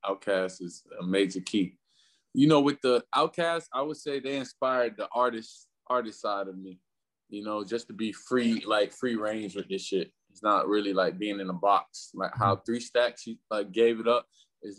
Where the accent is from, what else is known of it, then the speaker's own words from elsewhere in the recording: Florida, United States; You know, Florida's real different, man. Florida, especially with the music, like with the music in Florida is like it took some time for it to evolve